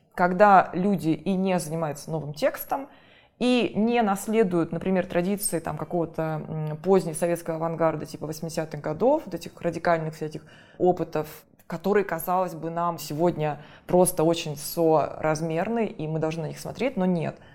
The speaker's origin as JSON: {"language": "Russian", "country": "Russia", "moved": "yes", "lives_now": "Moscow, Russia", "said": "мы, провинциалы, уже живем в Москве"}